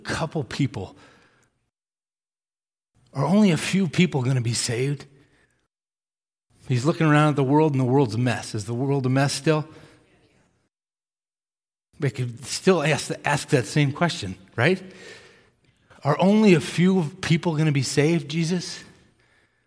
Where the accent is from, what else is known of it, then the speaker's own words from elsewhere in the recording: Massachusetts, United States; moved away; I grew up in Massachusetts